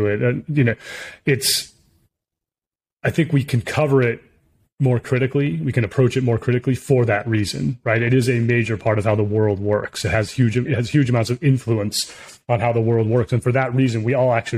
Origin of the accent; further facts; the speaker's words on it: United States; also born or lived in China; I'm definitely an American and my values are American